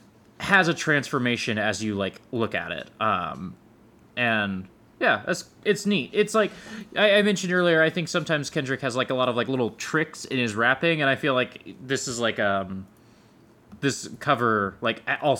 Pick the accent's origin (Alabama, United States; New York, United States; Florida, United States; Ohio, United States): New York, United States; I'm from New York. Fuck you.